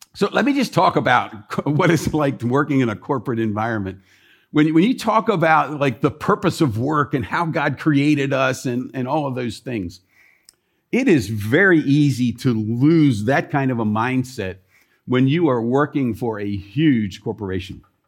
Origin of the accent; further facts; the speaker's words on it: Columbia, Maryland, United States; moved away; the city where I grew up in Columbia, Maryland